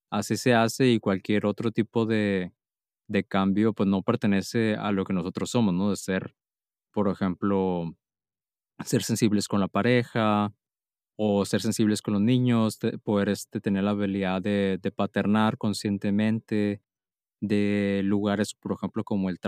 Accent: Mexico; now in Germany; yo llegué a vivir a Alemania y llegué con muchos paradigmas de México

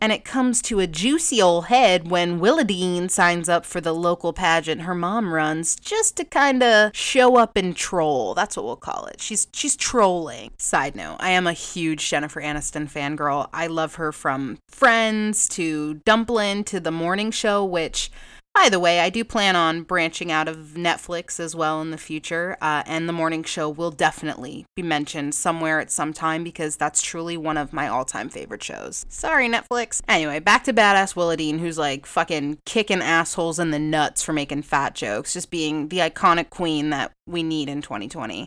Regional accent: New England, United States; I am from New England. I don't have this harsh, intense, like, Boston accent. I really don't

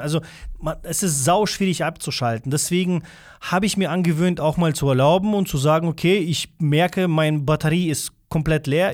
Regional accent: Russia; first language Russian; German is a second language; now in Germany; ich komme ja ursprünglich nicht aus Deutschland, bin ich hier auf die Welt gekommen. Das ist noch schlimmer zum Beispiel bei uns dort gewesen in Russland

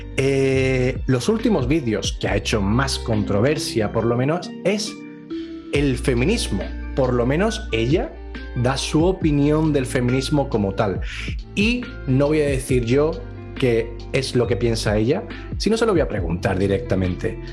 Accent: Andalusia, Spain; yo soy andaluz y me como así las palabras

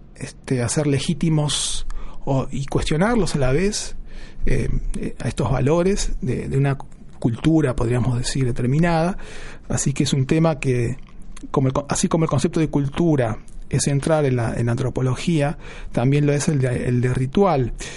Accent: Buenos Aires, Argentina; yo nací en Buenos Aires

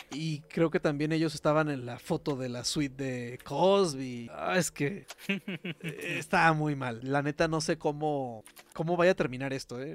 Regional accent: Mexico; uno como mexicano no está muy acostumbrado

